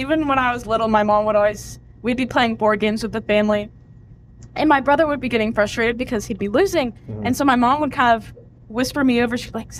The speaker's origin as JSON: {"language": "English", "town": "Dallas", "region": "Texas", "country": "United States", "tie": "born or raised there", "said": "So I was born and raised in Texas, Dallas."}